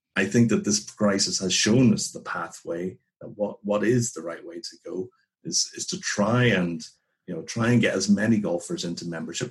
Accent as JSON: {"language": "English", "region": "Northern Ireland", "country": "United Kingdom", "tie": "born or raised there", "also_born_or_lived": "England", "moved": "as an adult", "said": "growing up in Northern Ireland in the 80s"}